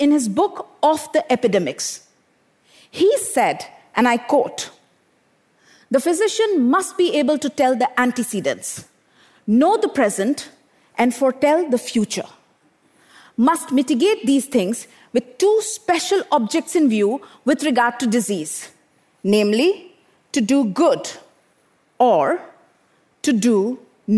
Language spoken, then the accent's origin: English; Bokaro Steel City, Jharkhand, India; I grew up in Bokaro Steel City in eastern India, an industrial township